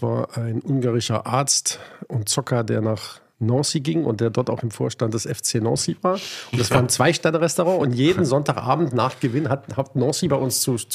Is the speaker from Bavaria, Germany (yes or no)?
no; Hanover, Lower Saxony, Germany; Ich komme aus der Weltstadt neben Berlin, aus Hannover.